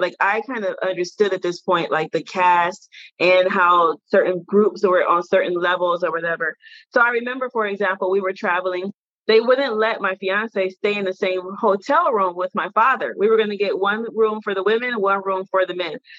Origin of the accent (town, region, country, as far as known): Detroit, Michigan, United States; born or raised there; moved away as an adult; also born or lived in Washington, D.C.